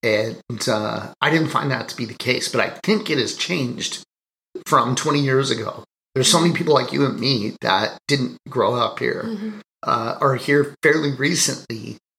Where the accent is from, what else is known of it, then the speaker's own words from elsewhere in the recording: Toronto, Ontario, Canada; now in Kelowna, Canada; I grew up in Toronto